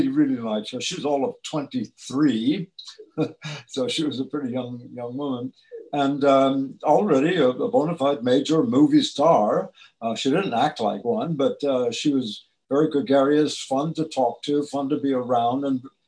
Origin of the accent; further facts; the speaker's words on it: Tucson, Arizona, United States; also born or lived in Ohio; I was born in Ohio, and we left when I was three, and we went to Tucson